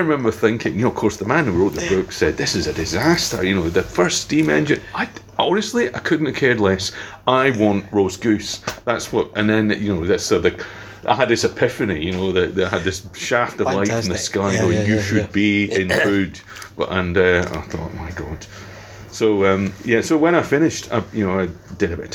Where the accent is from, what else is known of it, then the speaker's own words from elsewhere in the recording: Scotland, United Kingdom; anyone growing up in Scotland, you know, would say, you know, whiskey's such an important thing, you know, and it's whiskey was all around me, you know, when my parents having their friends over